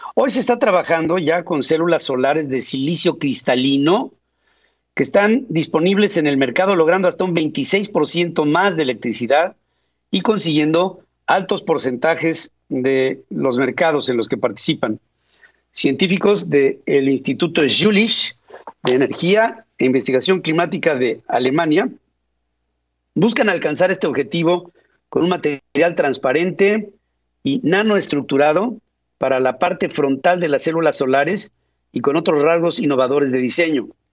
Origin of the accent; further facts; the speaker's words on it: Mexico; now in Atlanta, United States; estoy actuando como mexicano